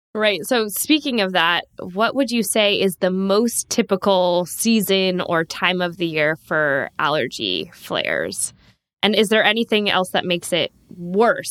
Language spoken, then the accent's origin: English; San Diego, California, United States; also born or lived in Davis, California; growing up in Southern California, in San Diego